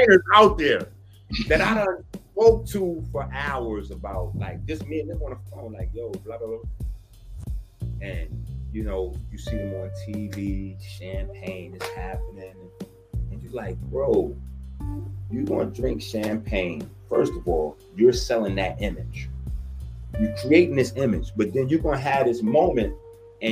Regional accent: New York City, New York, United States; I'm from the Bronx.

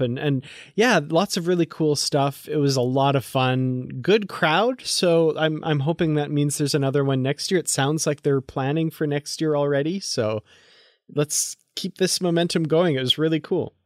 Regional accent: Grande Prairie, Alberta, Canada; my hometown of Grand Prairie, Alberta

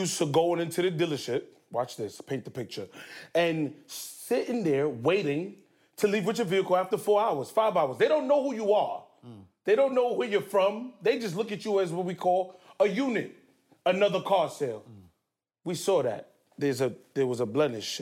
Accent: New York City, New York, United States; also born or lived in Nigeria; I'm from Queens, the north side of Queens, Canberra Heights. A Nigerian household

